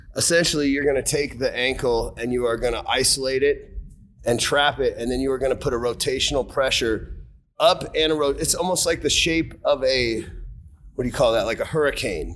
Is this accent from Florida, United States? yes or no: no; Seattle, Washington, United States; I grew up in Seattle